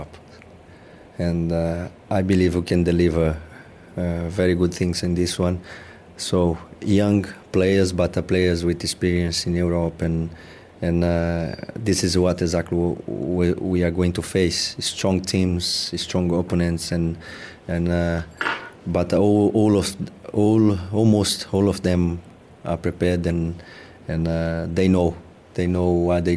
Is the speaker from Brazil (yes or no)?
yes; Brazil; moved away as an adult; now in England; we come from Brazil, we are very close.